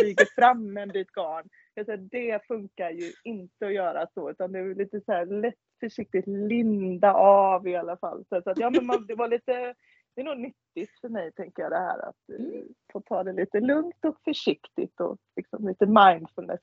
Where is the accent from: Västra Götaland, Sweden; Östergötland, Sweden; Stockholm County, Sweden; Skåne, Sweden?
Västra Götaland, Sweden; Svenljunga; accent: Kinnabo dialect (Kindbomål); now in Ullared, Sweden; Svenljunga och därifrån ja. är jag egentligen också